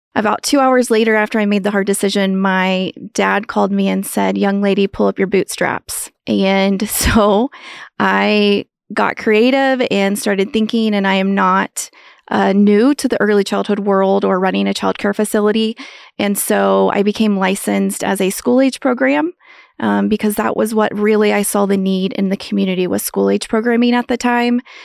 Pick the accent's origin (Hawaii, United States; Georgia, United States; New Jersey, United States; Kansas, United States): Kansas, United States; Lewis; moved away as an adult; now in Manhattan, Kansas, United States; I grew up in Western Kansas on a farm ranch